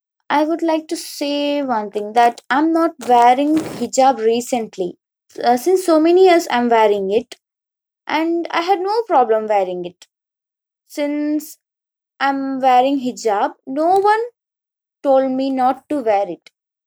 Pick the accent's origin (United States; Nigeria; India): India; I am an Indian.